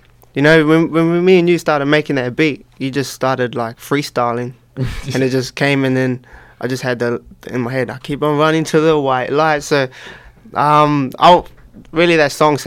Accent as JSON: {"language": "English", "town": "Waiuku", "region": "Auckland", "country": "New Zealand", "tie": "born or raised there", "moved": "yes", "lives_now": "Australia", "said": "I'm from the country. I'm from a place called Waiuku."}